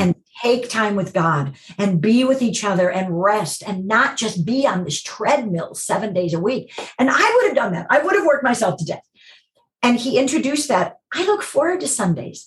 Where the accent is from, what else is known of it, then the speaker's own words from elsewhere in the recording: Chicago, Illinois, United States; moved away as an adult; now in Los Angeles, United States; I grew up in Chicago in a home where we went to church